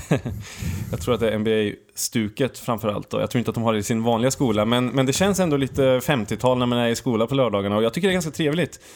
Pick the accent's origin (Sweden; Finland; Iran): Sweden; Vi är från Sverige